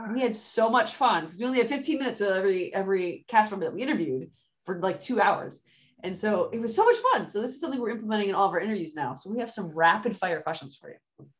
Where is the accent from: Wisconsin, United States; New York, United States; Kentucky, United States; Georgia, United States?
Wisconsin, United States; I'm from Wisconsin